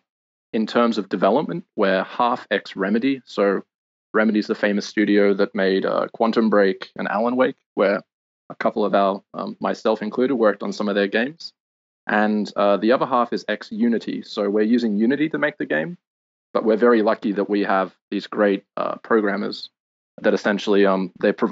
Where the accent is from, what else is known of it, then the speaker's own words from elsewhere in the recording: Sydney, New South Wales, Australia; moved away as an adult; also born or lived in London; I'm Australian, originally from Sydney.